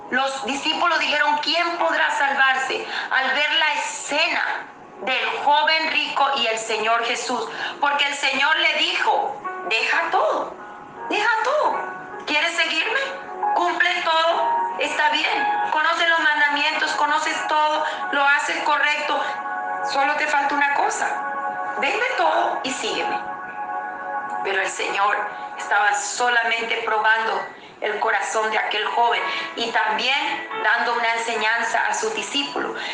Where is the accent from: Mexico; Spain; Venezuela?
Venezuela; moved away as an adult; prácticamente que no regreso a mi país, Venezuela. Yo soy nacida en Venezuela. Estuve fuera del país durante todo este tiempo.